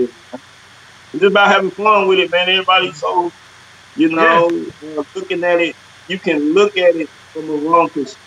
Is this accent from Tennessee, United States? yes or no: yes; Nashville, Tennessee, United States; I'm from Haywood Lane, I'm from Antioch